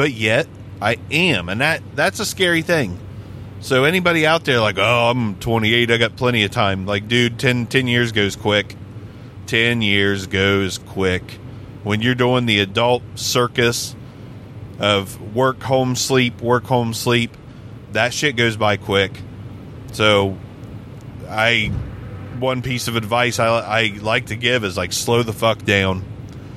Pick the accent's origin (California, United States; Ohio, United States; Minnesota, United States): Ohio, United States; moved away as an adult; also born or lived in Las Vegas, Nevada; We're from Ohio